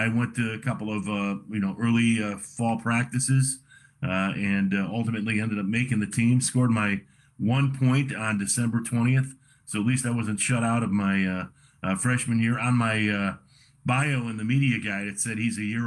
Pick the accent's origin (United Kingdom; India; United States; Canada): United States; Oak Lawn, Illinois; also born or lived in Chicago; I was born in the city of Chicago, but raised in Oak Lawn